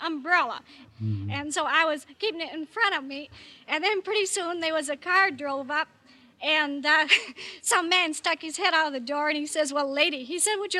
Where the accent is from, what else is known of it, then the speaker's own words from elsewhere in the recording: Kalamazoo, Michigan, United States; I was born in Kalamazoo, Michigan.